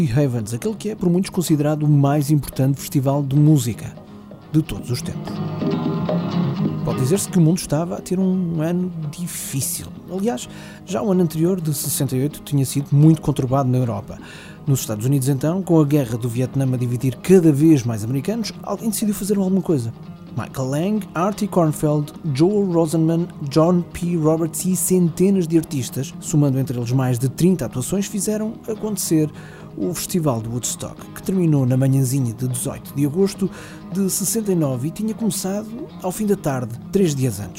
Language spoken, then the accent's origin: Portuguese; Coimbra, Centro, Portugal; born or raised there; now in Colmar, France